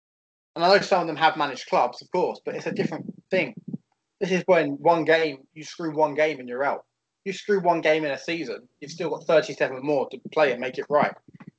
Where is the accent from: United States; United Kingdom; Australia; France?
United Kingdom; England; I'm English